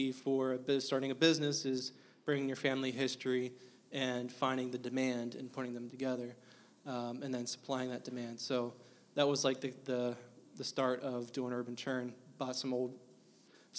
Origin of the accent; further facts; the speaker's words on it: Mechanicsburg, Pennsylvania, United States; all of my life, I was over in Mechanicsburg. So born, grew up here in central PA